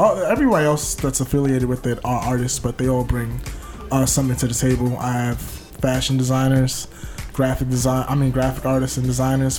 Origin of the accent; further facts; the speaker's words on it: New York City, New York, United States; also born or lived in Trinidad; I'm from Bed-Stuy.